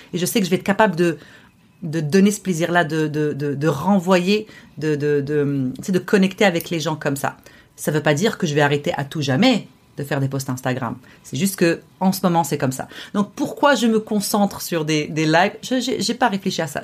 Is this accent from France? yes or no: no; Morocco; now in Montreal, Canada; qu'au Maroc, mon pays d'origine.